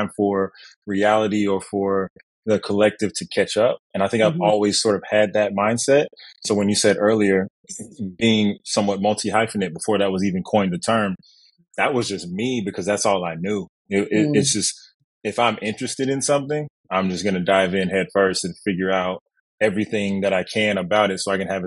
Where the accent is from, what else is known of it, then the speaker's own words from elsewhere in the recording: Kansas City, Missouri, United States; moved away as an adult; now in Los Angeles, United States; as a kid growing up in Kansas City